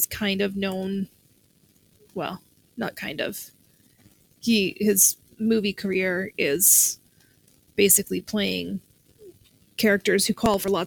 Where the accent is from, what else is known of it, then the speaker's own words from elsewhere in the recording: Canada; how much of a failure as a Canadian I am.